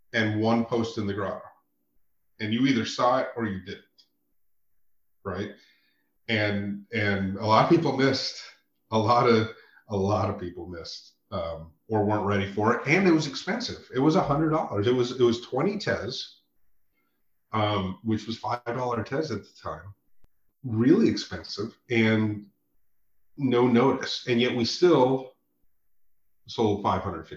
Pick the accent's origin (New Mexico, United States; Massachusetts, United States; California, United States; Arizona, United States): New Mexico, United States; Santa Fe; I growing up in Santa Fe, as I did and spent a lot of time there.